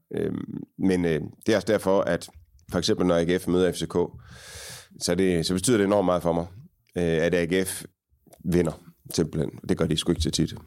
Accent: Aarhus, Central Denmark Region, Denmark; Jeg voksede op på Frederiksbjerg, ikke så langt øh, fra, hvor vi sidder

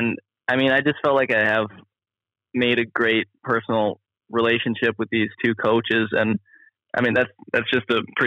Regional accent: Minnesota, United States; Maybe it's because I'm from Minnesota and it gets cold there too

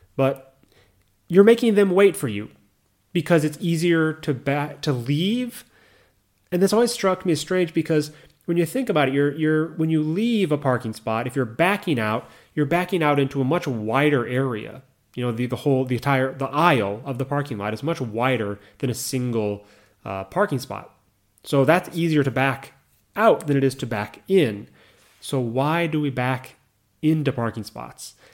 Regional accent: United States; moved away as an adult; now in Japan; when you're from America. So whenever I go back and drive my mother's car in the States

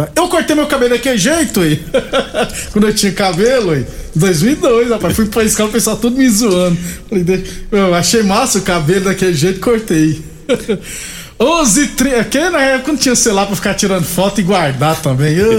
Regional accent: Rio Grande do Norte, Brazil; now in Rio Verde, Brazil; Eu sou do Rio Grande do Norte

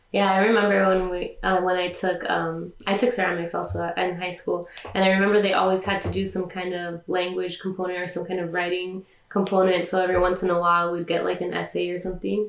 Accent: California, United States; I was born in California, but my parents are Mexican

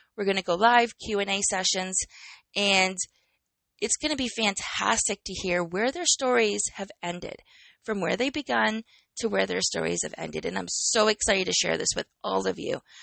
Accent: Canada; I am Canadian

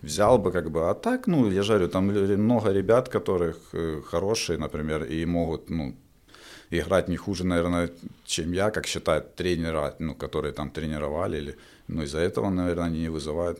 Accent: Donetsk, Donetsk Oblast, Ukraine; moved away as an adult; also born or lived in Belarus; в родном городе

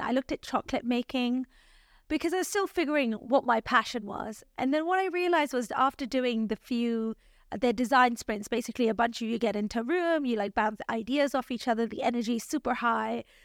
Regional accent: Nairobi, Kenya; moved away as an adult; also born or lived in Canada / London, United Kingdom; I grew up in Nairobi, which is the capital city in Kenya.

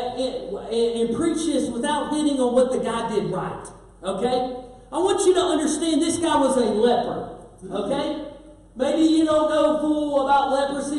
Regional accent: Kentucky, United States; now in West Virginia, United States; I'm a Kentucky boy living in West Virginia

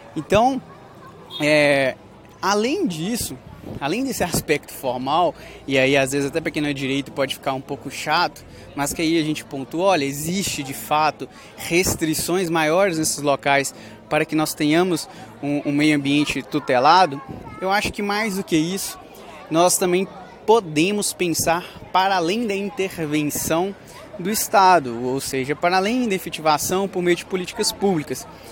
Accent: Coronel Fabriciano, Minas Gerais, Brazil; moved away as an adult; cidade de Coronel Fabriciano, cidade onde eu nasci, a cidade onde eu fui criado, vivi até os dezenove anos

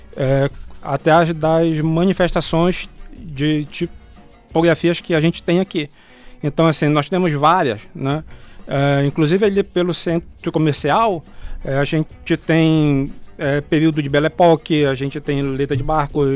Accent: Breves, Pará, Brazil; now in Belém, Brazil; eu sou lá de Breves

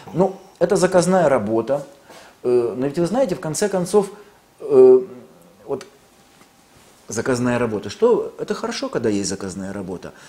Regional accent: Lviv, Lviv Oblast, Ukraine; now in Russia; я ведь родился во Львове, на Украине

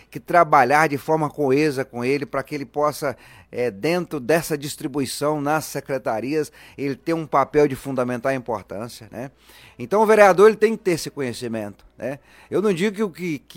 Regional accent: Luziânia, Goiás, Brazil; Sou natural de Lusiânia.

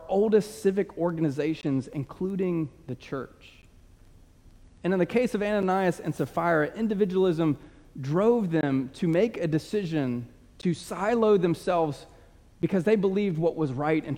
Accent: United States; we are American

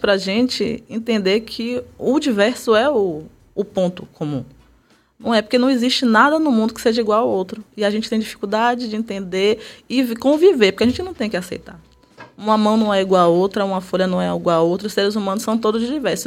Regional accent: Salvador, Bahia, Brazil; sou do bairro da Liberdade, nascida e criada lá

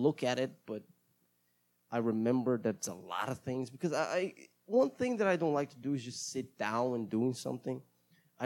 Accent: Brazil; first language Portuguese; English is a second language; I am Brazilian, and I speak Portuguese as my mother language, and English sometimes

